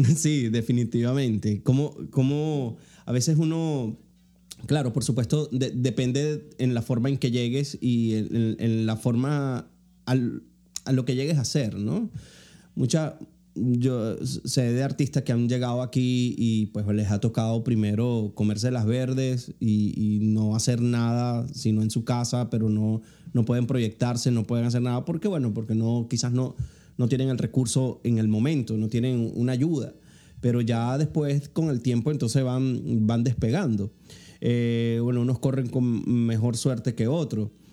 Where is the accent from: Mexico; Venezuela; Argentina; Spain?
Venezuela; moved away as an adult; now in United States; yo salí huyendo de Venezuela